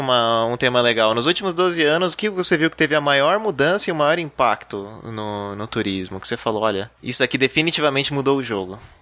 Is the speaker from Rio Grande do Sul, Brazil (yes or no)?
no; Ribeirão Pires, São Paulo, Brazil; eu sou de Ribeirão Pires, que é uma cidade considerada uma instância turística.